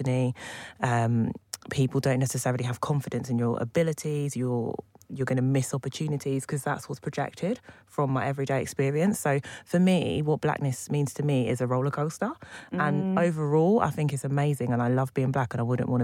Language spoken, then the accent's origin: English; Buckinghamshire, South East England, United Kingdom; I grew up in Buckinghamshire